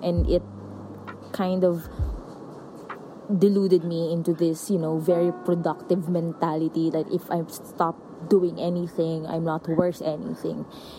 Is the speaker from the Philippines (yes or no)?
yes; Philippines; my personal experience as a Filipino